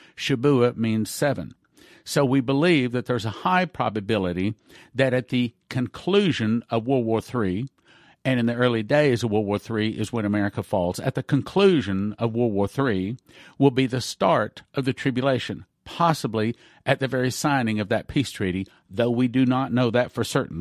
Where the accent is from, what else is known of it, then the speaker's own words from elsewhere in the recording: Texas, United States; being Texan